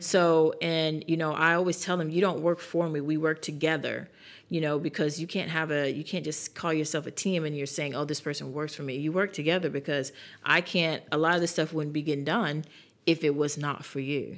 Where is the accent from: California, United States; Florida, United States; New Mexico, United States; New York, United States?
New York, United States; moved away as an adult; now in South Carolina, United States; we're from New York